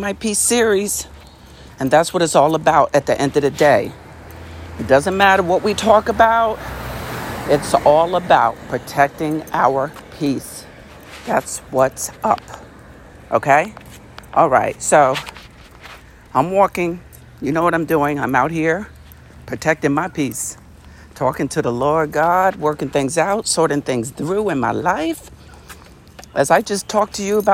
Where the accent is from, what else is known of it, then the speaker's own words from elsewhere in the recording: United States; our country, the United States